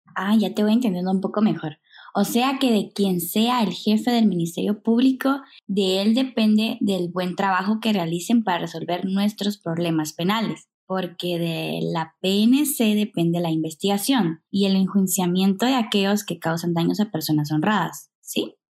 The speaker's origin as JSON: {"language": "Spanish", "country": "Guatemala", "said": "nosotros como guatemaltecos"}